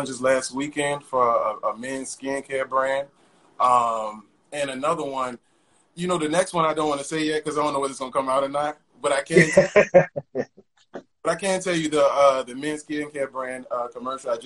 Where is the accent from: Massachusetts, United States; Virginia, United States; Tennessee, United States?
Virginia, United States; Richmond; now in Brooklyn, United States; I'm from Richmond. I live in Brooklyn now